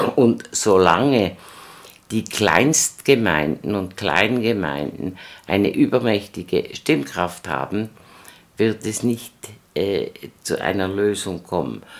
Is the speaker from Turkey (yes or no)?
no; Switzerland; wir sind Juden, wir sind Schweizer